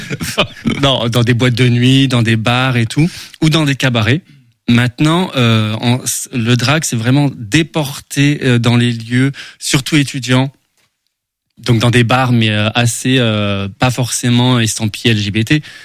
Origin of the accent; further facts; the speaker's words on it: Sedan, Grand Est, France; Je suis né à Sedan.